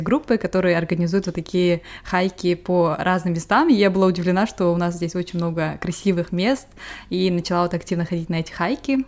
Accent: Almaty, Kazakhstan; now in England, United Kingdom; я сама вот родом из Алматы

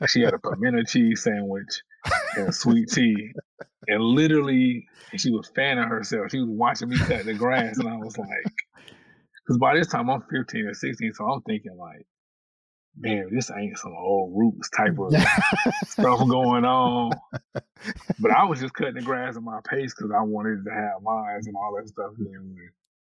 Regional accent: Winston-Salem, North Carolina, United States; also born or lived in Warrenton, North Carolina; my hometown in Winston-Salem

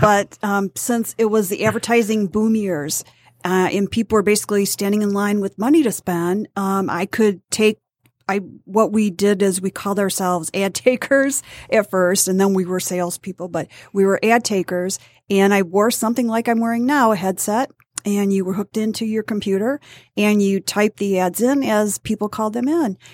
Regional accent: Detroit, Michigan, United States; also born or lived in Warren, Michigan / Bad Axe, Michigan; I grew up in Warren and, um, Detroit until nineteen sixty-eight.

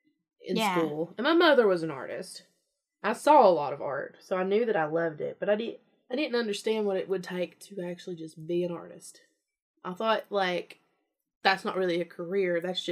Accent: Kentucky, United States; anytime I've ever told someone who's not from Kentucky that I'm from Kentucky, they're like, you like fried chicken?

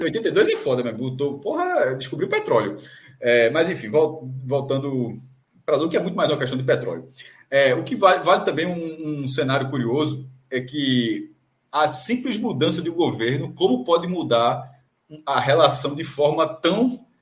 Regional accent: Amapá, Brazil; Eu sou amapaense, inclusive, pra quem sabe, eu sou amapaense

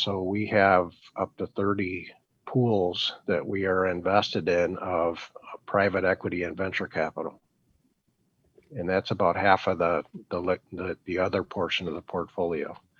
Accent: Chicago, Illinois, United States; also born or lived in Milwaukee; I was from from Chicago at the time

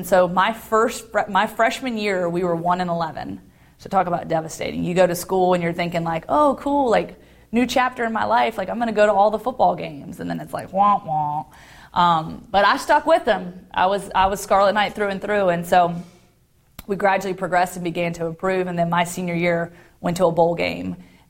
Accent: Guantanamo Bay, Guantánamo, Cuba; born there; I was born in Guantanamo Bay, Cuba. Gitmo

